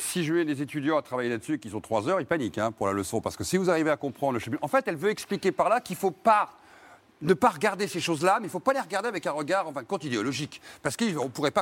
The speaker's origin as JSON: {"language": "French", "region": "Brittany", "country": "France", "said": "petit breton comme moi"}